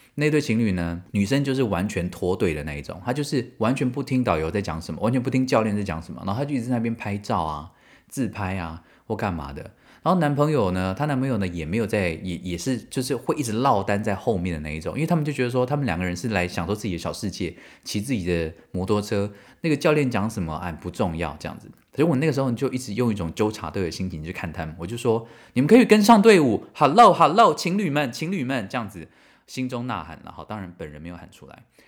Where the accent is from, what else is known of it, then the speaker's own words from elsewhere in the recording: Taiwan; moved away as an adult; now in Germany; 我从台湾来的